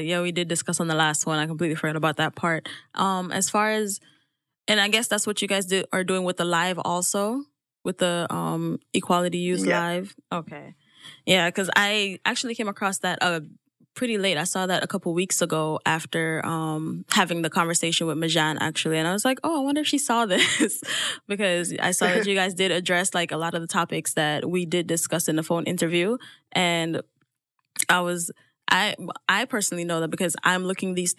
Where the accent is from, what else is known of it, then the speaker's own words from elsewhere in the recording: Jamaica; moved away; growing up in Jamaica if I never left